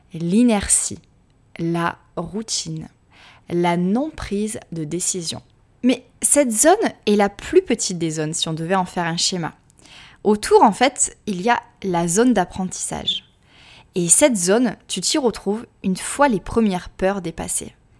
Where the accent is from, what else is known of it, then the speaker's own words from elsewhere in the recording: France; accent: French; moved away as an adult; also born or lived in Australia; mon petit accent français